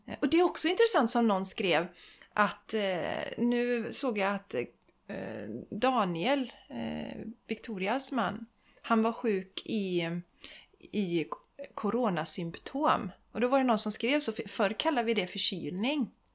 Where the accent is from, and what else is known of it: Sweden